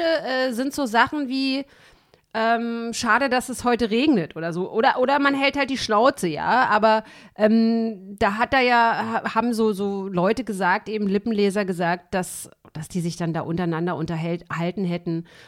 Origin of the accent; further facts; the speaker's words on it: East Germany, Germany; ich irgendwie als Kind in der DDR